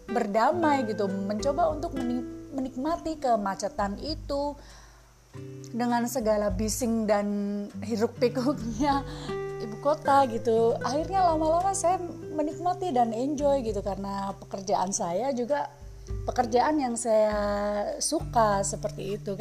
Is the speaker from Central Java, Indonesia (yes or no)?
yes; Semarang, Central Java, Indonesia; now in Jakarta, Indonesia; Jadi saya tuh asalnya kan dari Semarang gitu listener. Jadi saya datang ke Jakarta